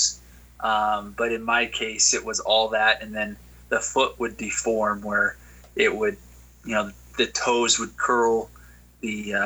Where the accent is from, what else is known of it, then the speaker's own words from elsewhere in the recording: Utah, United States; Born and raised in Utah